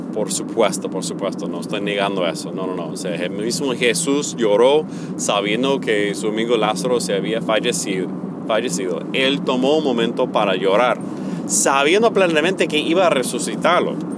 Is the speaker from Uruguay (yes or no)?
no; United States; Spanish is a second language; moved away as an adult; por mi acento, que yo me creé en los Estados Unidos